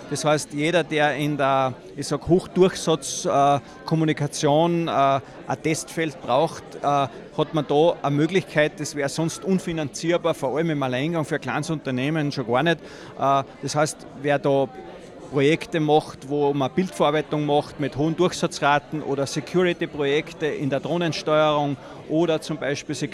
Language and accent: German; Salzburg, Austria; born there; sind also richtig in Salzburg geboren, in Salzburg in d